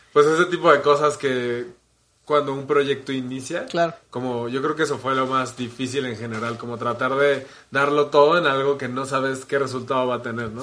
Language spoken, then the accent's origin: Spanish; Mexico City, Mexico; nací aquí en la Ciudad de México y he vivido la mayor parte de mi vida aquí